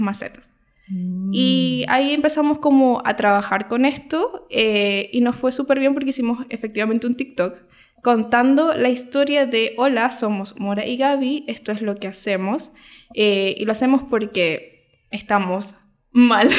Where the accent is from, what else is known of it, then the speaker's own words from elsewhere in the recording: Venezuela; moved away as an adult; now in Chile; yo soy venezolana y tengo cinco años eh, viviendo acá en Chile